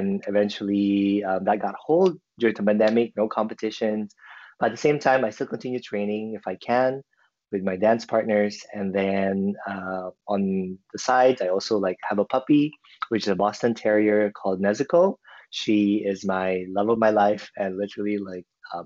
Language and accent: English; Philippines; moved away as an adult; also born or lived in China; now in Vancouver, Canada; I'm originally from the Philippines, but I moved to Canada back in 2014 with my family. And now I consider Vancouver as my home.